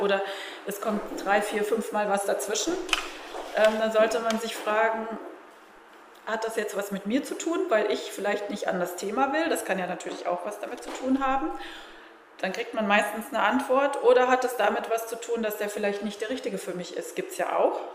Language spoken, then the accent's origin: German; Germany; als Deutsche